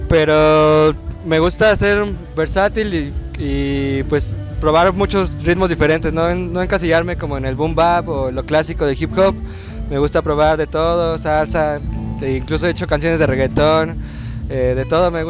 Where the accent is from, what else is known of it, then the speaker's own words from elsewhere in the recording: Mexico City, Mexico; born there; also born or lived in Los Cabos; yo nací aquí en la Ciudad de México, y pues el proyecto inició aquí, pero justo en esos momentos nos fuimos a, a Los Cabos, a California